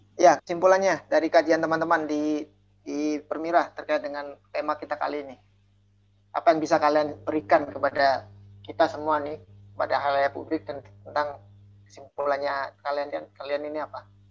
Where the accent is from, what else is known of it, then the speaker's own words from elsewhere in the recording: Indonesia; now in Russia; karena kita lagi di Rusia sekarang dan kita berasal dari Indonesia